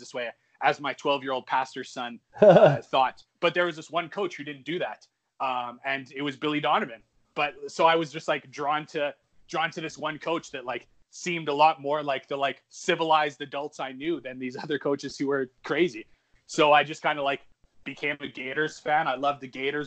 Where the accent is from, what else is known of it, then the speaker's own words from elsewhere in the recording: Canada; also born or lived in Edmonton, Alberta; I'm Canadian and I still live in Canada. I live in Western Canada in a city called Edmonton